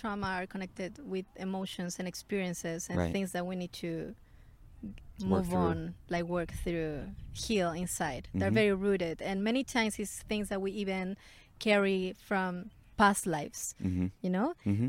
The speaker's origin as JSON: {"language": "English", "town": "Santiago", "region": "Santiago Metropolitan Region", "country": "Chile", "tie": "born or raised there", "said": "I grew up in Chile. I was born in Chile, in Santiago, the capital."}